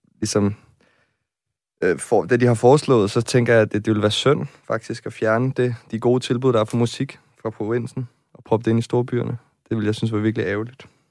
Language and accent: Danish; Nyborg, Southern Denmark, Denmark; moved away as an adult; now in Copenhagen, Denmark; jeg kommer fra en provinsby, jeg kommer fra Nyborg på Fyn